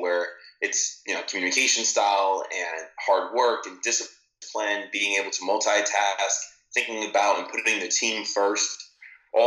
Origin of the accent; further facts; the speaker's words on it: New Jersey, United States; I grew up in New Jersey